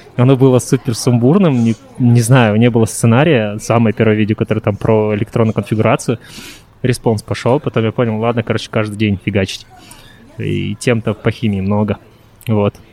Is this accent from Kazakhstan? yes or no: yes; Taldykorgan, Jetisu Region, Kazakhstan; also born or lived in Japan; перевернулся в родной город Талдыкурган